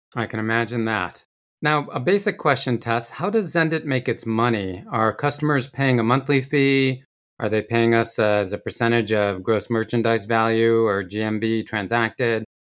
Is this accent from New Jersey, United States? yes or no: no; Rochester, New York, United States; I grew up in Rochester, New York